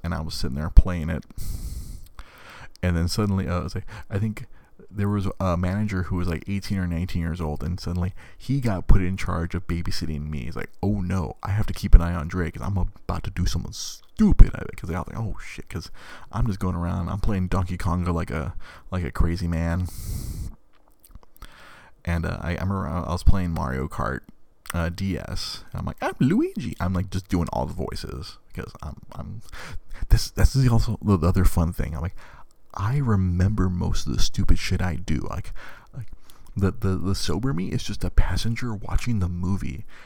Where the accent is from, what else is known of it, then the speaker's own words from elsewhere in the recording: Monterey Park, California, United States; I grew up in Monterey fucking Park